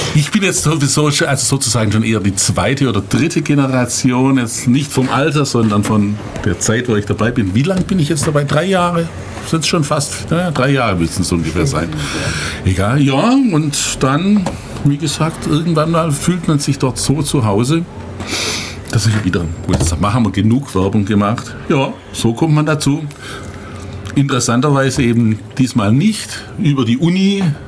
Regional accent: Heidenheim, Baden-Württemberg, Germany; Ich komme ja aus Heidenheim

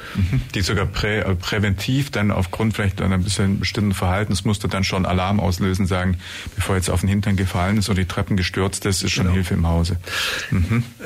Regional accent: Germany; bei uns in Deutschland

